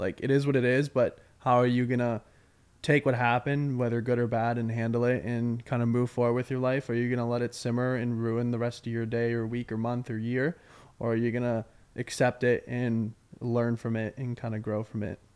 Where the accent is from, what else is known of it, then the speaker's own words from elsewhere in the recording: Westborough, Massachusetts, United States; I'm from Westboro